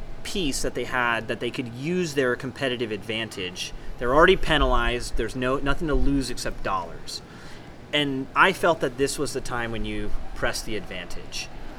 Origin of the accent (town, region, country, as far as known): San Diego, California, United States; born or raised there